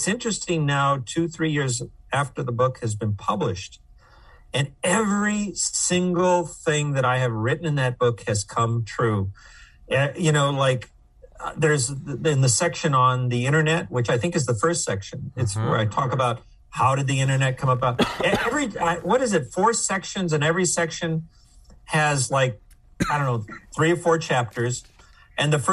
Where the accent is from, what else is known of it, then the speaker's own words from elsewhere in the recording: Los Angeles, California, United States; moved away as an adult; also born or lived in Ithaca, New York / Cambridge, Massachusetts; I was born in East Los Angeles